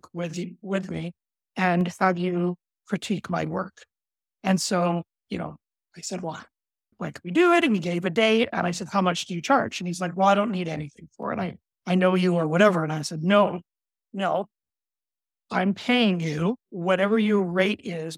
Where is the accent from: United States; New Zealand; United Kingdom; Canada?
Canada; also born or lived in Alberta, Canada; I'm Canadian